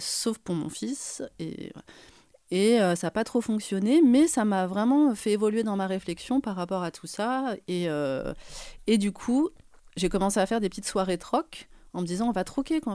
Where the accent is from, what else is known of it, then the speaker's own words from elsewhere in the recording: Paris, Île-de-France, France; Nous, on est parisiens, enfin moi je suis parisienne